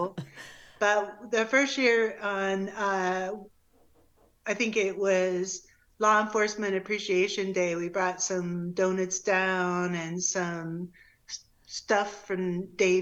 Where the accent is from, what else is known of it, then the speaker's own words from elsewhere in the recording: Iowa, United States; also born or lived in Phoenix, Arizona; now in Colorado, United States; I grew up in Iowa